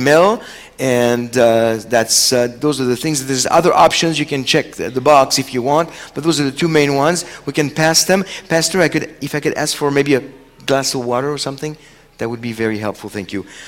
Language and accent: English; France; first language French; English is a second language; now in Seattle, United States; Chosen People Ministries France, which is where I'm from. So French is actually my first language.